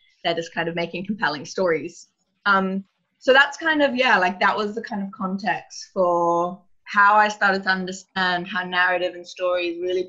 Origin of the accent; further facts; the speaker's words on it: Australia; I came over from Australia to join in January